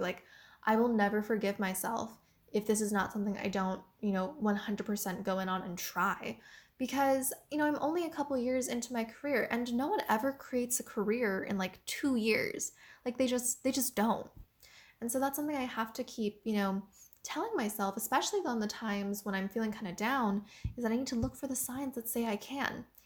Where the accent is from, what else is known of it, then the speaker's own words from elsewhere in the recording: United States; I am Asian American